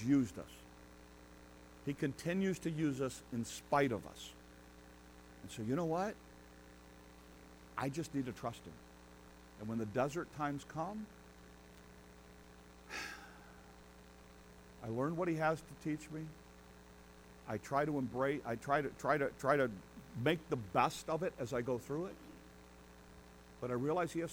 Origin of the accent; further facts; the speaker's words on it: United States; us, as American